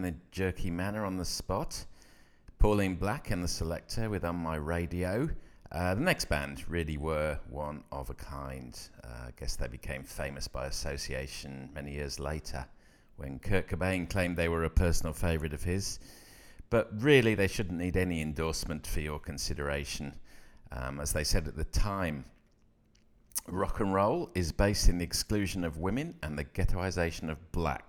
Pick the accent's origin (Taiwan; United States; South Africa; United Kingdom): United Kingdom; Coventry, West Midlands; growing up in Coventry as I did